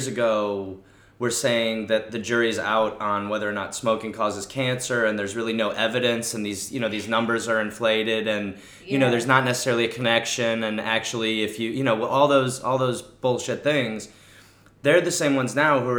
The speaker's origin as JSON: {"language": "English", "country": "United States"}